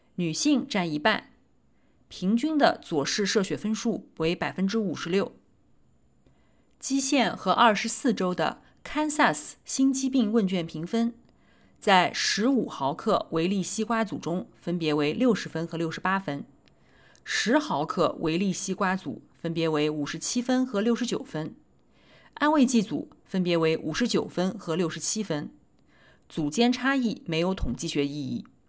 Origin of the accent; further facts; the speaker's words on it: Nanjing, Jiangsu, China; 我来自南京